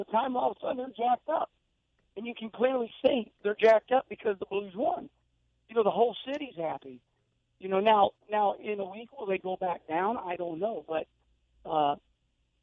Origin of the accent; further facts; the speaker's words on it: St. Louis, Missouri, United States; now in Charlotte, United States; growing up in St. Louis around Arnold